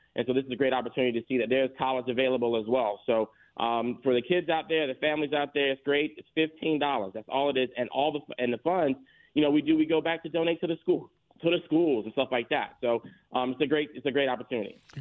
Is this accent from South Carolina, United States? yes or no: yes; Florence, South Carolina, United States; now in Atlanta, United States; I'm from Florence, South Carolina